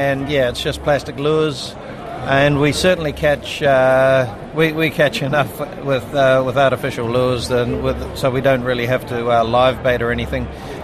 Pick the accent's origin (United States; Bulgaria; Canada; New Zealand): New Zealand; now in American Samoa; I'm a Kiwi